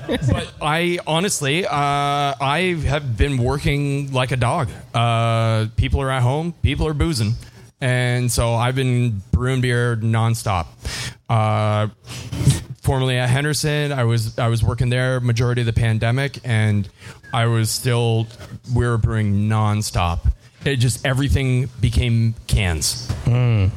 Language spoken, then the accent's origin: English; Windsor, Ontario, Canada; I'm originally from Windsor, Ontario, south of born and raised south of Detroit